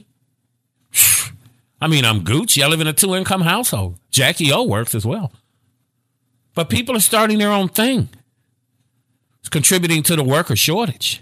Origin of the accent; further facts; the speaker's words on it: Gary, Indiana, United States; now in Dallas, United States; I'm from Gary, Indiana